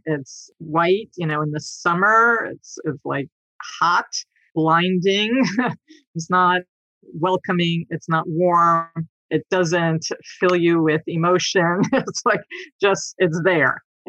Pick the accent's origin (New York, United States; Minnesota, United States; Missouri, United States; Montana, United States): New York, United States; I grew up in New York in the 60s and 70s.